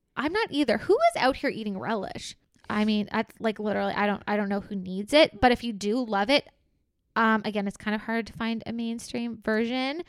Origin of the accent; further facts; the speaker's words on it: Canada; we're Canadian